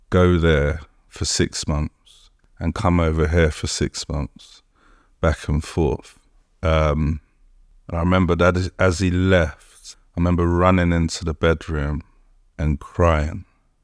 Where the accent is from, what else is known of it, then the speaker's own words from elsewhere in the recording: Colindale, London, United Kingdom; So, yeah, I'm from Conindale, from in Northwest London.